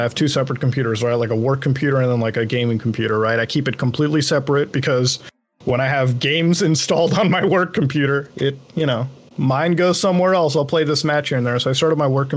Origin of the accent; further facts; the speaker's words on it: Canada; also born or lived in India; Growing up in Canada is about, I guess, one could expect. Like, I mean, I had a normal childhood